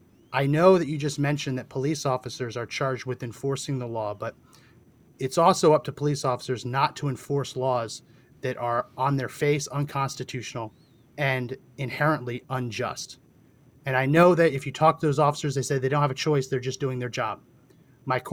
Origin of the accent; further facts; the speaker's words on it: New Jersey, United States; I grew up in New Jersey, so I've spent tons of time in New York City